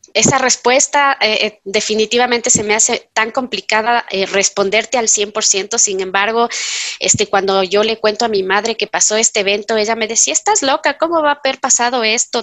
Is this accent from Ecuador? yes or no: yes; Quito, Pichincha, Ecuador; yo soy quiteña, tengo 45 años